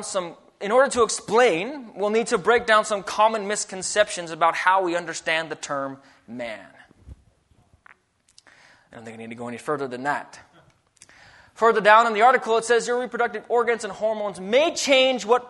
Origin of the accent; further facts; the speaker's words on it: Alaska, United States; now in Idaho, United States; I grew up in Alaska